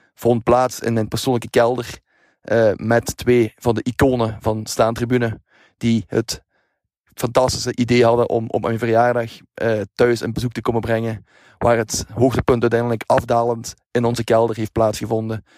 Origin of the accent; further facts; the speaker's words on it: Belgium; Als Belg